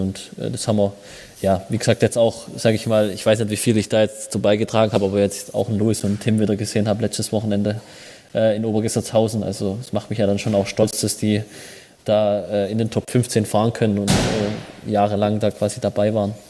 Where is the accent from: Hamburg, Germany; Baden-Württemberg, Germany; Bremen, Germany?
Baden-Württemberg, Germany; Schwäbisch Hall; in Schwäbisch Hall ein Trainingslager zu machen, hier wo ich herkomme